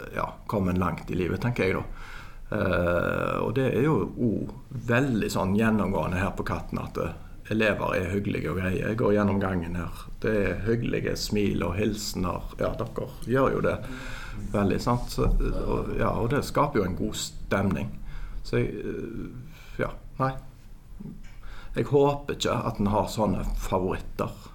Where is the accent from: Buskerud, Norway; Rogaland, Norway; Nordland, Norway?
Rogaland, Norway; Haugesund; now in Bergen, Norway; jeg er fra Haugesund. Ja. Jeg eh, har bodd eh, vel nå mesteparten av livet mitt i Bergen